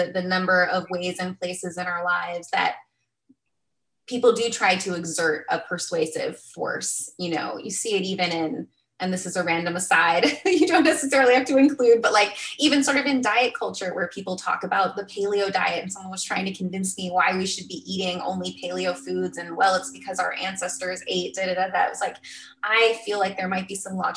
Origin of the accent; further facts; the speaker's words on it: Arizona, United States; also born or lived in California; I grew up in Arizona, and the Southwest